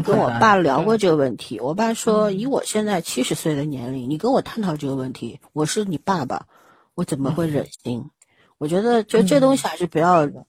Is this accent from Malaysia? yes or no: no; China; 毕竟我们是中国人嘛